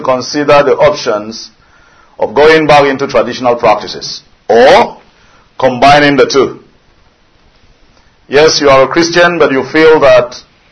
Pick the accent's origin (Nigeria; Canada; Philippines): Nigeria; I'm a Nigerian.